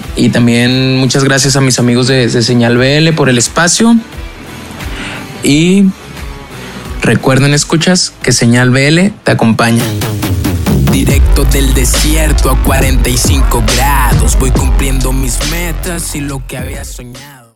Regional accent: Chihuahua, Mexico; soy de Chihuahua, México, tengo 21 años

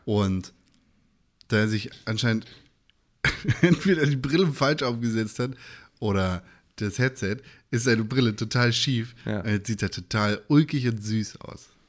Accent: Northern Germany, Germany; Wir kommen ja alle irgendwie aus Norddeutschland

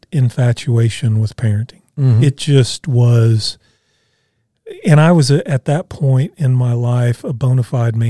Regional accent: Evansville, Indiana, United States; moved away; we were still living in my hometown of Evansville at the time

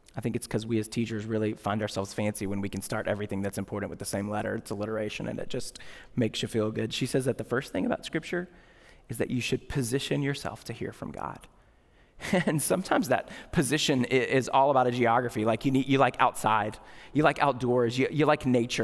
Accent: United States; we're American

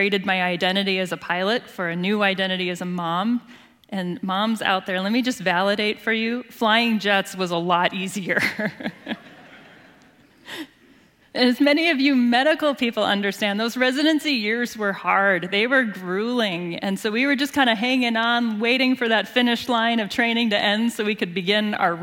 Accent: Rochester, Minnesota, United States; also born or lived in La Crosse, Wisconsin; that sweetheart of mine and I grew up here in Rochester

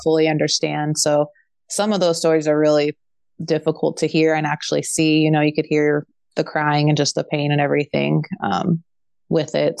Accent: Bay Area, Northern California, United States; moved away as an adult; also born or lived in Fresno, California; now in Moline, United States; I'm originally from the Bay Area in California, Northern California

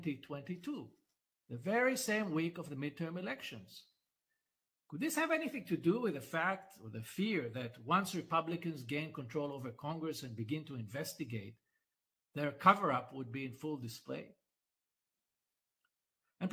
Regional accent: Israel

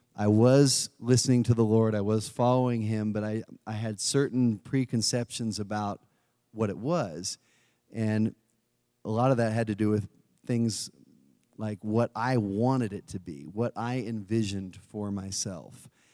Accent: California, United States; moved away; I'm originally from California

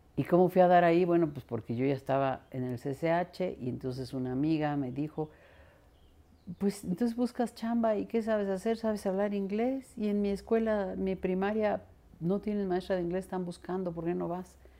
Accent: Mexico City, Mexico; first language Spanish; nacimos aquí en la Ciudad de México, crecí al sur de la ciudad

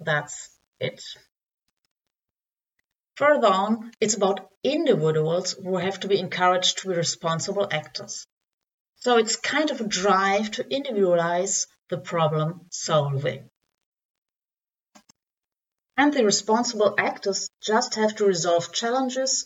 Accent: Dortmund, North Rhine-Westphalia, Germany; English is a second language; I'm from Germany, Dortmund.

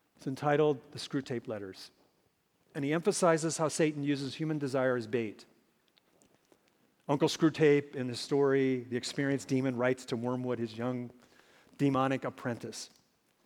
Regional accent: Minnesota, United States; Growing up in Minnesota, a land of 10,000 lakes and zillions of mosquitoes

